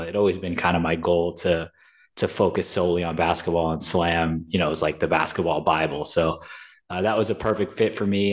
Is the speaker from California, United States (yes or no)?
no; New York, United States; I'm from New York.